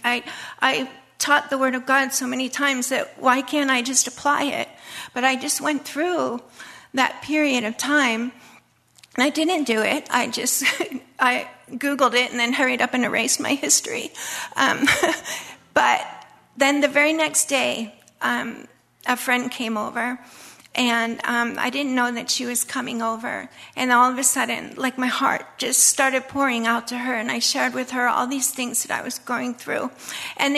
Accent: United States; moved away as an adult; I'm an American

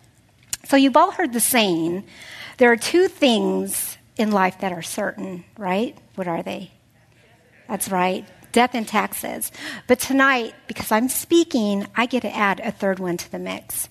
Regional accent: North County, California, United States; I'm from North County, so my family's here

